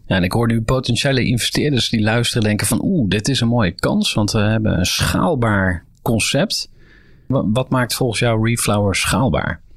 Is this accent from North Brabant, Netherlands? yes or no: no; Utrecht, Netherlands; voor mij als Utrechter